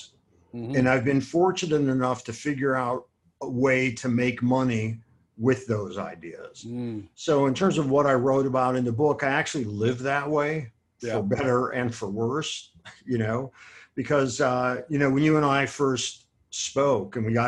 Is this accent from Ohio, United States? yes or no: yes; Akron, Ohio, United States; most of my closest friends are people that I grew up with in Akron, Ohio.